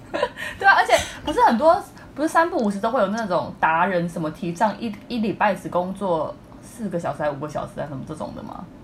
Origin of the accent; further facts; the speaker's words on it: Taipei, Taiwan; 我就是一个今年刚满三十岁，然后土生土长的台北人，一直都在这个时尚媒体产业工作